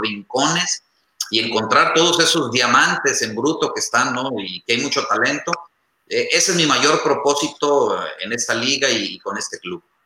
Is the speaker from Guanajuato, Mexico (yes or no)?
no; Tepic, Nayarit, Mexico; yo soy de Tepic Nayarit